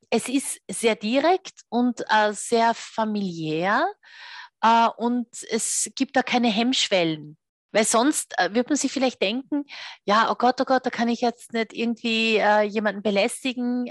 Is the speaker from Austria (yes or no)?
yes; Austria; Bei uns in Österreich